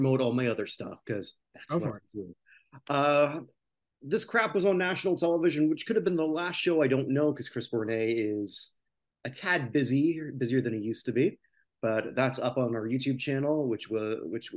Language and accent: English; Canada; I'm a Canadian